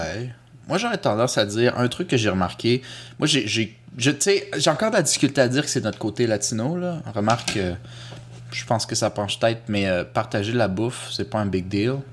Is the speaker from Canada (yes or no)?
yes; Quebec, Canada; also born or lived in Costa Rica; je suis euh, québécois francophone à saveur culturelle latino-américaine